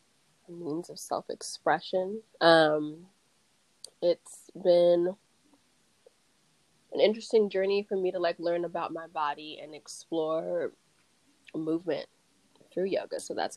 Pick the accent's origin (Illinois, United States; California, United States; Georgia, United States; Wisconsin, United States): California, United States; Bay Area; also born or lived in Brooklyn, New York; I am born and raised in the Bay Area, and recently moved back after living in Brooklyn for a few years.